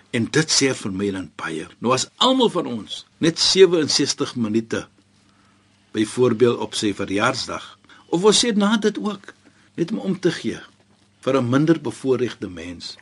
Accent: South Africa

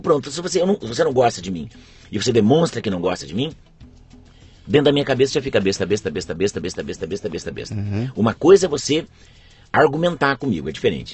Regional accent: Presidente Prudente, São Paulo, Brazil; Eu nasci em Presidente Prudente, em São Paulo

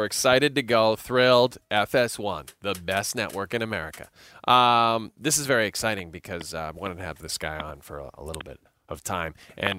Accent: Alberta, Canada; That sounds like where I grew up in Alberta.

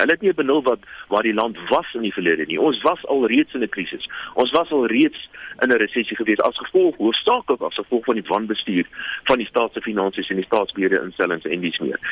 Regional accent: South Africa; Ons as Suid-Afrikaners

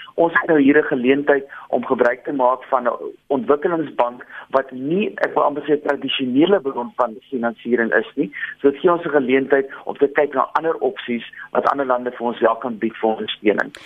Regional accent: South Africa; ons as Suid-Afrikaners

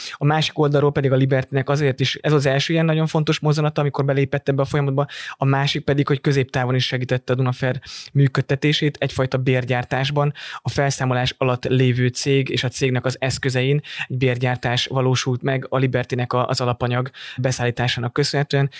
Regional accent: Dunaújváros, Fejér, Hungary; moved away; Dunajvárosban nőttem föl

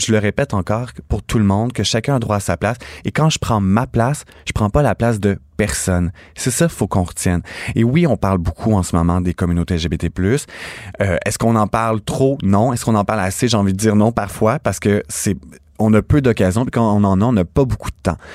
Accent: Napierville, Quebec, Canada; je viens de Naperville, en Montérégie, petit village

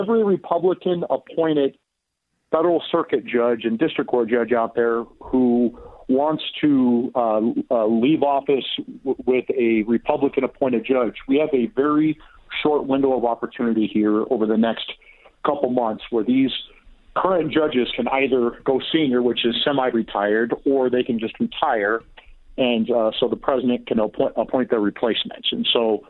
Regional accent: Des Moines, Iowa, United States; Des Moines, Iowa, which is my hometown

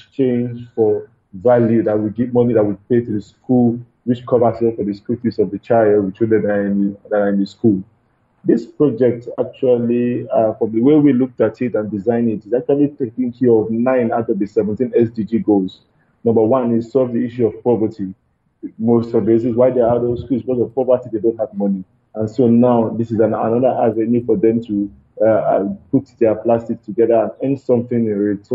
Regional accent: Lagos, Nigeria; where we are from Nigeria, especially in Lagos

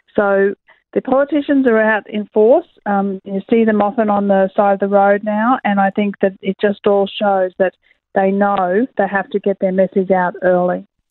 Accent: Queensland, Australia; I am a Queenslander myself

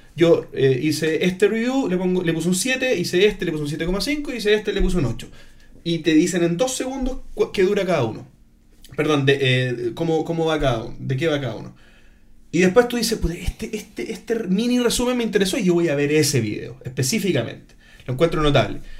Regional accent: Chile; soy de Chile

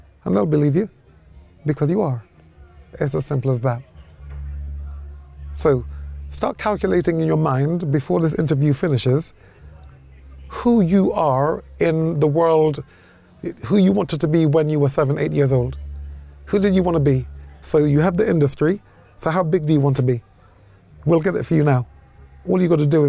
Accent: Jamaica; I'm a Jamaican, we love cricket too

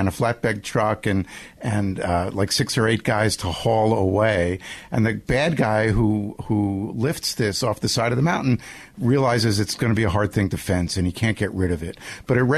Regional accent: Nassau County, Long Island, New York, United States; I grew up on Long Island

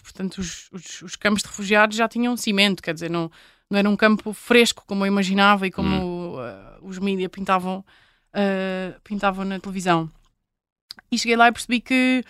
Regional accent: Portugal; enquanto portuguesa, enquanto europeia

